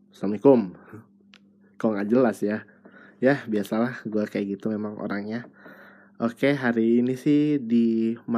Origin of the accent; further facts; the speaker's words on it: East Nusa Tenggara, Indonesia; now in Bandung, Indonesia; gue dari NTT lalu gue sekarang ngerantau di satu kota namanya Bandung dan sekarang gue juga udah kerja tapi ya itu kerjanya juga di Bandung juga sih